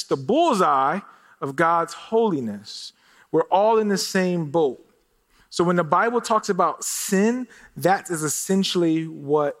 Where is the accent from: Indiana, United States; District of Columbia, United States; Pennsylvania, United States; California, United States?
Pennsylvania, United States; Philadelphia; now in Phoenix, United States; I'm originally from Philadelphia